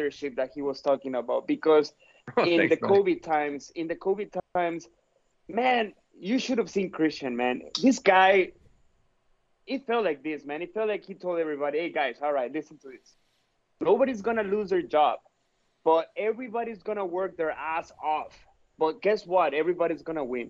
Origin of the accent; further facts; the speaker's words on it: Mexico; I'm from Mexico